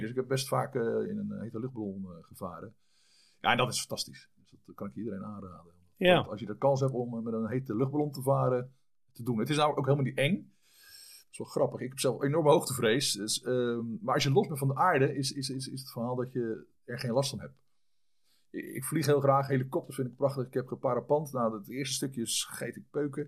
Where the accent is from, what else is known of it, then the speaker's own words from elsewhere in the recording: Vlaardingen, South Holland, Netherlands; also born or lived in Schiedam / French Alps; geboren in Schiedam in 1965. Ehm, opgegroeid in Vlaardingen, ambacht.